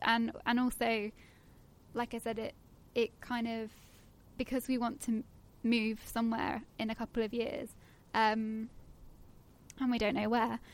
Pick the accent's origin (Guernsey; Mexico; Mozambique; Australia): Guernsey; moved away as an adult; now in London, United Kingdom; I'm originally from Guernsey in Channel Islands